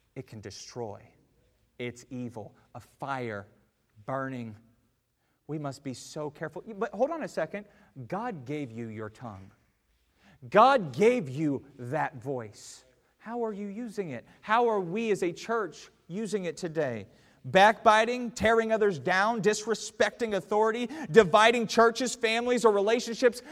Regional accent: United States; as an American

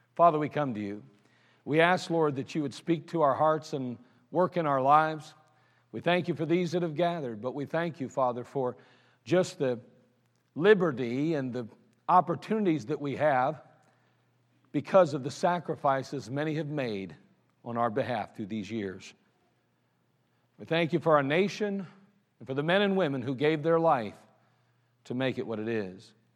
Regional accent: United States; I'm glad I'm an American. I'm glad I live in the United States of America

